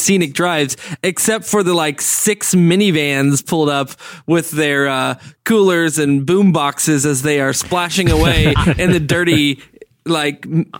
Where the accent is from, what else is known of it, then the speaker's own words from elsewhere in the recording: Central Florida Gulf Coast, United States; Yeah, I grew up on the Florida Gulf Coast and like in the Central Florida Gulf Coast area.